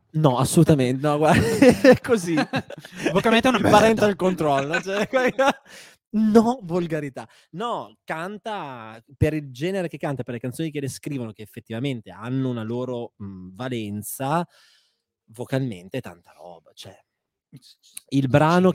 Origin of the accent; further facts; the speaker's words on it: Parma, Emilia-Romagna, Italy; sono di Parma